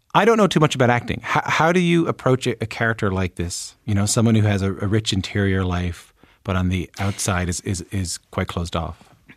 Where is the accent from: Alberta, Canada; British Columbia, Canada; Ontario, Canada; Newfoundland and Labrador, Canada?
Newfoundland and Labrador, Canada; I'm from Newfoundland